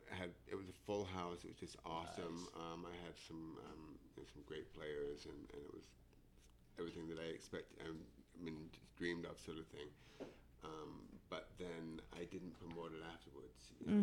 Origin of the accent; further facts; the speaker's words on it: North West England, United Kingdom; I grew up in England, in the north of England.